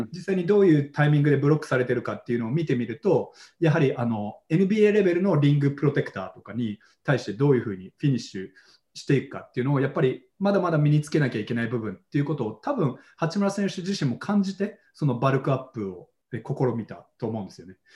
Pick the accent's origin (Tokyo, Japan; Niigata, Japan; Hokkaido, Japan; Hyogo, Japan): Tokyo, Japan; born or raised there; also born or lived in New York, United States